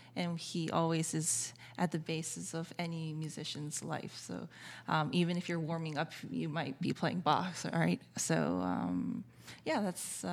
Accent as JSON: {"language": "English", "town": "Brookline", "region": "Massachusetts", "country": "United States", "tie": "born or raised there", "moved": "as an adult", "lives_now": "New York, United States", "said": "I grew up in Boston, went to NEC Prep."}